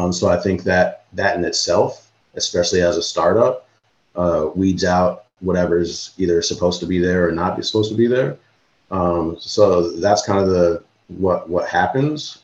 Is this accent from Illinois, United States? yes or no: yes; Illinois, United States; I'm from Illinois and grew up going to Sox games